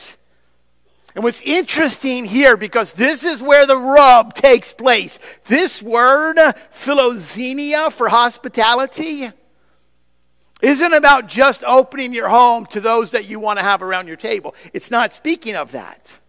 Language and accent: English; United States; as an American, in American society